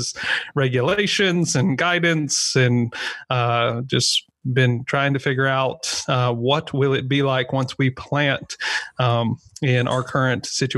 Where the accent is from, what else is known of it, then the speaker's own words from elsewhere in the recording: United States; I'm kind of known in certain circles as the tattooed American who wears shorts.